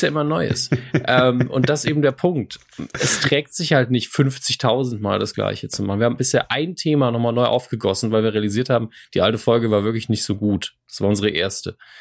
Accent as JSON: {"language": "German", "region": "Saarland", "country": "Germany", "said": "als Saarländer"}